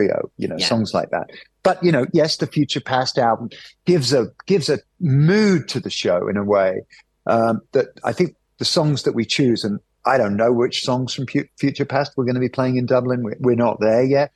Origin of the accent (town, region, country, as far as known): United Kingdom